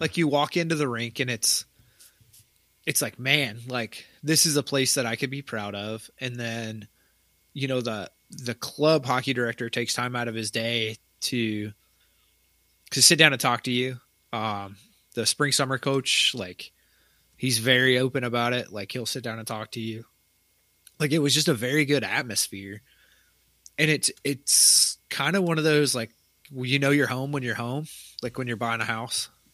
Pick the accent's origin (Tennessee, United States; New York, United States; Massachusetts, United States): Tennessee, United States; moved away; where I grew up in Tennessee